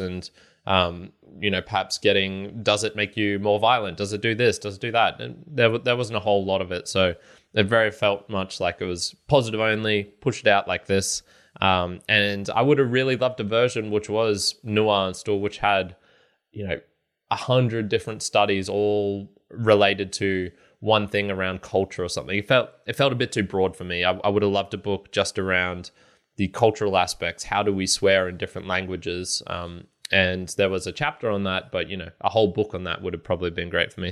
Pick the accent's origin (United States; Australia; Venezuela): Australia; I'm Australian